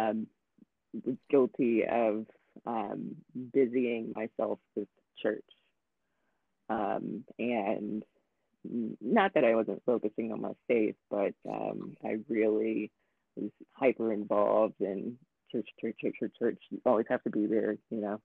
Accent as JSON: {"language": "English", "town": "Newport News", "region": "Virginia", "country": "United States", "tie": "born or raised there", "moved": "yes", "lives_now": "Louisville, United States", "said": "I was born in Virginia, and so where I was baptized is in Newport News, Virginia"}